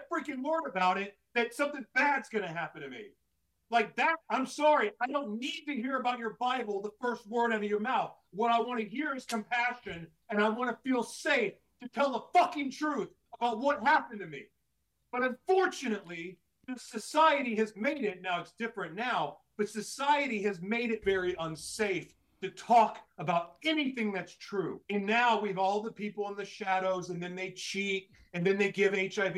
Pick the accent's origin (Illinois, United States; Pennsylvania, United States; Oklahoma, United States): Oklahoma, United States; I grew up in Oklahoma, going to church all the time